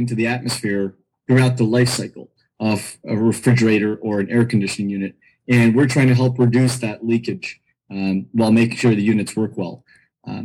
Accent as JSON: {"language": "English", "region": "California", "country": "United States", "tie": "born or raised there", "also_born_or_lived": "New Delhi, India / East Coast, United States", "said": "I grew up in California"}